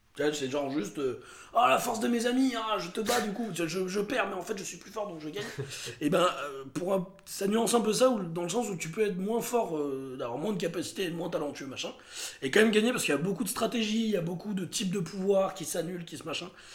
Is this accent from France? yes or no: yes; Montélimar, Auvergne-Rhône-Alpes, France; ma ville natale de Montélimar